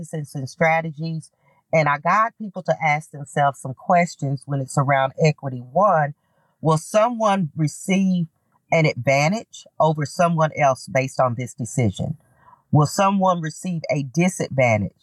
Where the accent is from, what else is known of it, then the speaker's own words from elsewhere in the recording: Knoxville, Tennessee, United States; being an African-American woman growing up in the South and in Knoxville